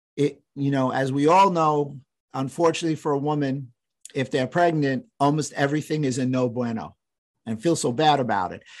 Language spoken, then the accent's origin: English; New York, United States; I'm from New York